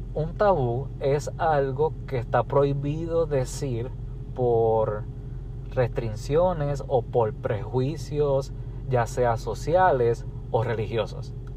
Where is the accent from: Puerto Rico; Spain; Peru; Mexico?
Puerto Rico; soy de Puerto Rico.